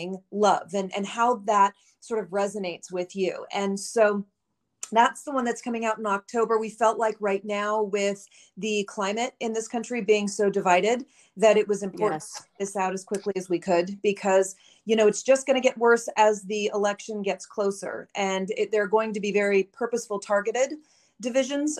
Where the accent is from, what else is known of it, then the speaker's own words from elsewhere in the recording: Southern California, United States; moved away; I'm from California originally, Southern California.